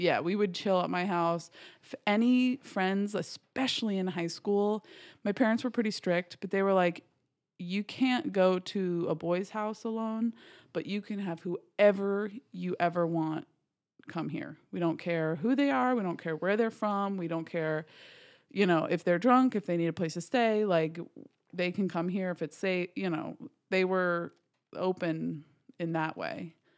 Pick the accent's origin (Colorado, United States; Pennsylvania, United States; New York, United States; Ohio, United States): New York, United States; Garrison; I am from, smallest little town called Garrison, New York